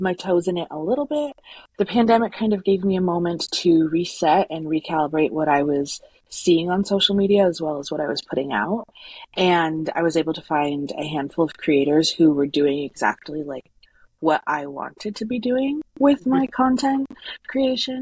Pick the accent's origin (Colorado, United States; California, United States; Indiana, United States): Colorado, United States; a small town in; I am from a small town in Colorado. It's where I was born and raised.